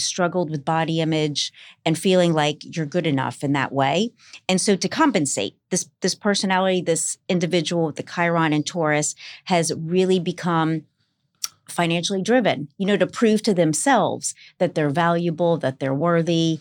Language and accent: English; New Orleans, Louisiana, United States; moved away as an adult; now in Los Angeles, United States; half Irish from New Orleans